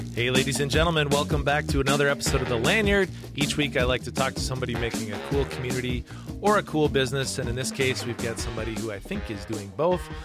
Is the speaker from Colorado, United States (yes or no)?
no; Webster, South Dakota, United States; now in Yankton, United States; I'm from up in that area too, so I'm from Webster, that little small town in between you and Watertown.